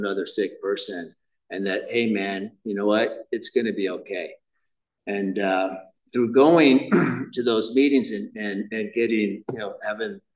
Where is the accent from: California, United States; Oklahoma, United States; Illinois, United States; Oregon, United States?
California, United States; Huntington Beach; I grew up in Huntington Beach